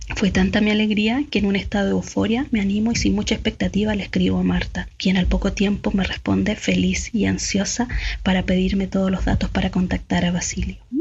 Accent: Chile; also born or lived in Valparaíso

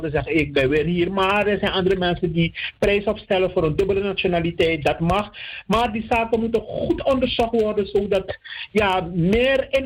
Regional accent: Netherlands; ik ben ook onder jurisdictie van de Nederlandse wet als Nederlander.

